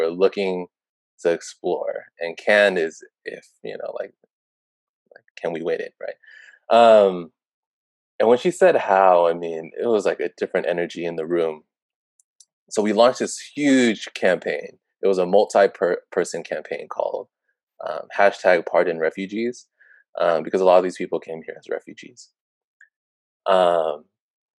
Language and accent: English; Oakland, California, United States; I grew up in Oakland, born and raised